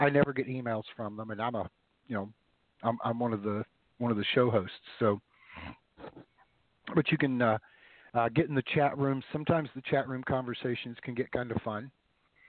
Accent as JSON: {"language": "English", "region": "the South", "country": "United States", "tie": "born or raised there", "said": "growing up in the South"}